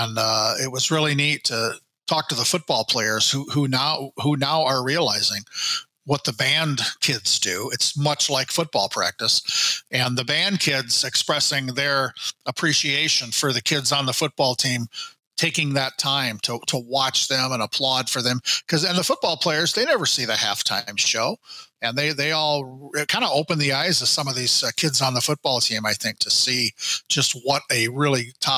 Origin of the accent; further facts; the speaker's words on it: Iowa, United States; moved away; the guy who's in his 60s now, being that kid growing up in Iowa listening to that music on the radio.